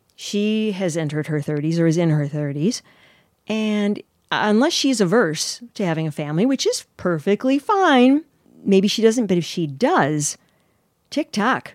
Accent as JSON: {"language": "English", "town": "Chicago", "region": "Illinois", "country": "United States"}